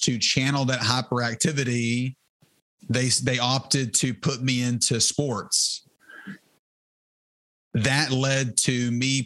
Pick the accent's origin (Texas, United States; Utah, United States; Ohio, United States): Texas, United States; Terrell; I grew up in Terrell, Texas, which is about 35 minutes east of Dallas.